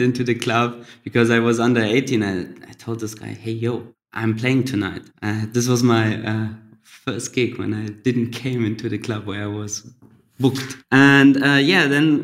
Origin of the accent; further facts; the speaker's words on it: Goslar, Lower Saxony, Germany; English is a second language; also born or lived in Budapest, Hungary; now in Berlin, Germany; so I grew up in Germany in a little town called Goslar.